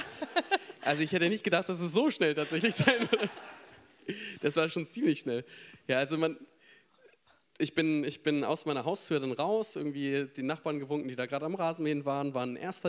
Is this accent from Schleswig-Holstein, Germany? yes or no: yes; Schleswig-Holstein, Germany; moved away as an adult; now in Frankfurt, Germany; ich bin theoretisch gemütlich auf dem Land groß geworden und zwar in Schleswig-Holstein